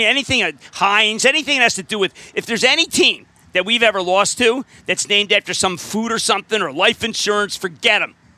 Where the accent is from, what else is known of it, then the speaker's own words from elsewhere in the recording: Springfield, Pennsylvania, United States; moved away as an adult; now in Brooklyn, United States; I'm from Springfield, 1401 Cromwell Road. Went to Springfield High, and uh, my 45th reunion coming up this year